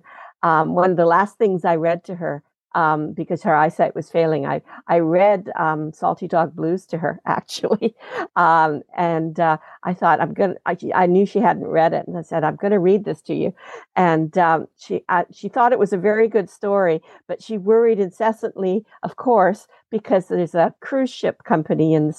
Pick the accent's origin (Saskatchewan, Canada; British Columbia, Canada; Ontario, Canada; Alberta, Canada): Saskatchewan, Canada; Regina; also born or lived in London, England; now in Vancouver, Canada; when I was growing up in Regina.